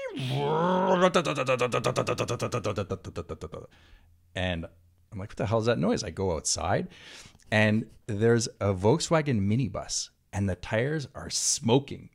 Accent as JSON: {"language": "English", "region": "Quebec", "country": "Canada", "tie": "born or raised there", "also_born_or_lived": "Santa Monica, California", "moved": "yes", "lives_now": "California, United States", "said": "growing up in Quebec"}